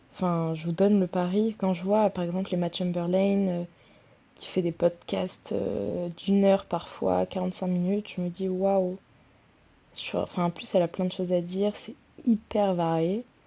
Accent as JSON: {"language": "French", "town": "Le Havre", "region": "Normandy", "country": "France", "moved": "yes", "lives_now": "Paris, France", "said": "je vis sur Paris, je suis d'originaire du Havre en Normandie"}